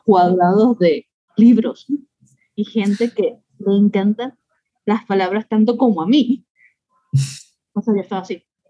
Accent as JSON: {"language": "Spanish", "country": "Venezuela", "moved": "yes", "lives_now": "Mexico City, Mexico", "said": "soy venezolana"}